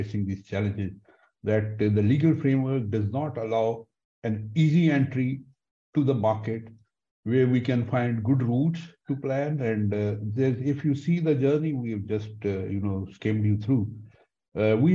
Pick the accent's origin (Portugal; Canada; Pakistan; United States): Pakistan; being Pakistani